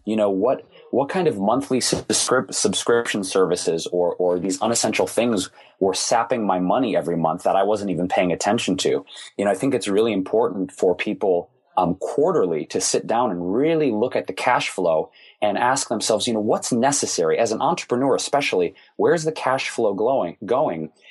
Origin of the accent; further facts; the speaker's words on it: Detroit, Michigan, United States; Growing up in Detroit, most everybody worked for one of the big three automakers